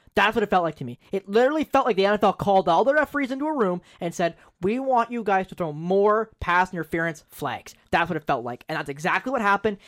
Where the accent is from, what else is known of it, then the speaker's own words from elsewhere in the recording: Owen Sound, Ontario, Canada; I'm from Owen Sound, you know, O H L market.